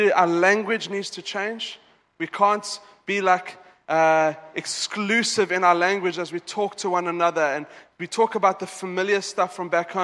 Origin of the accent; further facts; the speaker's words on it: South Africa; now in Dubai, United Arab Emirates; I'm South African